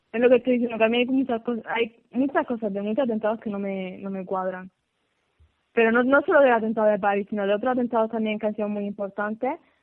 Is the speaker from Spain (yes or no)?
yes; Spain; España, que es donde nací y donde vivo